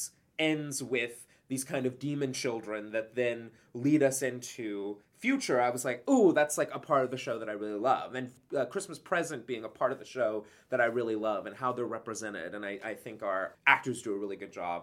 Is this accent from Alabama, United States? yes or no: yes; Huntsville, Alabama, United States; moved away; I'm from Huntsville, Alabama